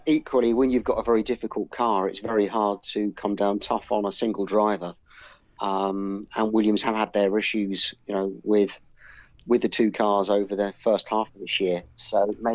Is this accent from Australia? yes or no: no; United Kingdom; as a British person